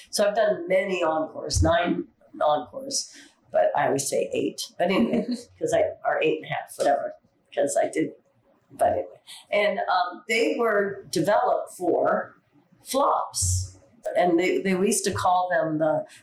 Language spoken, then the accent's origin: English; Seattle, Washington, United States; I'm from Seattle, Washington